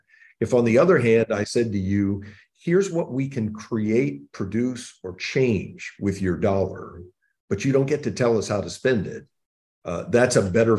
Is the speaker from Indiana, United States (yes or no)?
yes; Indiana, United States; born there; So I was born in the Midwest in Indiana. And grew up with two sisters, the son of a General Motors executive.